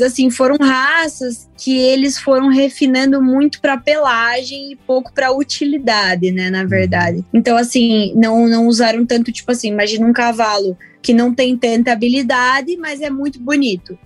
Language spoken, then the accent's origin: Portuguese; Chapecó, Santa Catarina, Brazil; moved away; eu nasci em 1991, lá em Chapecó, Santa Catarina.